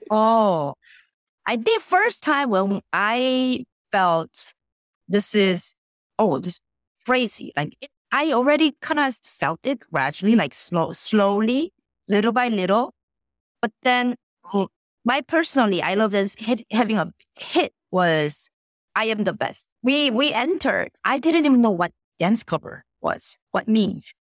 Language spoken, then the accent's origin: English; South Korea; moved away; also born or lived in Connecticut; I was born and raised in Korea